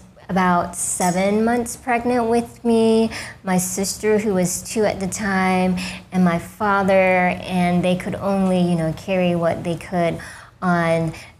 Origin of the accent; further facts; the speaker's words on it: the South, United States; It was definitely difficult being one of only a handful Vietnamese Americans, especially in the 80s when it was still